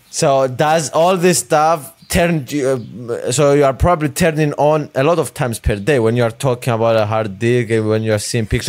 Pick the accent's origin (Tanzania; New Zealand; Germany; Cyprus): Cyprus; now in United States; I grew up in a small country in Europe named Cyprus.